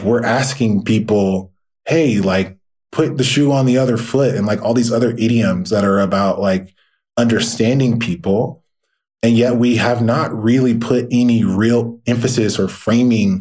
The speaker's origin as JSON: {"language": "English", "region": "the South", "country": "United States", "tie": "born or raised there", "said": "my experience as a Black man growing up in the South"}